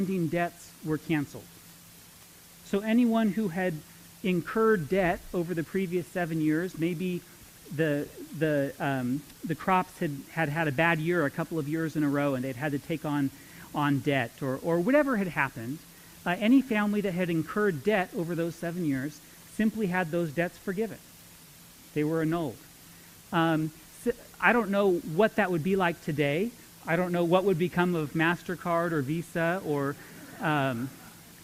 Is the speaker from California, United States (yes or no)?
yes; Modesto, California, United States; now in Visalia, United States; I grew up in Modesto